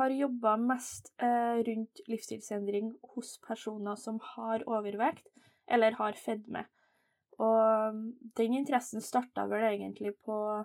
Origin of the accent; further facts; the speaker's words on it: Steinkjer, Trøndelag, Norway; jeg er jo trønder, da. Eh, født og oppvokst i Steinkjer, så det er litt, sånn, litt nord for Trondheim